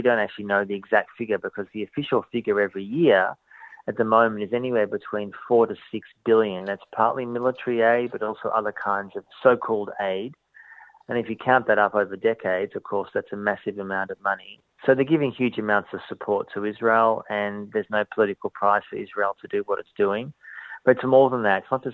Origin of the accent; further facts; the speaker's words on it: Melbourne, Victoria, Australia; I was brought up in Melbourne as a Jew